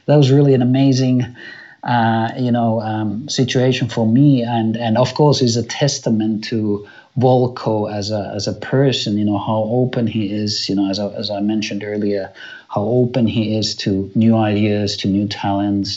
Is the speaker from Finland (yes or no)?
yes; Finland; moved away as an adult; now in Germany; I was born and raised in Finland, and now I live in Germany, you know, with my family and work here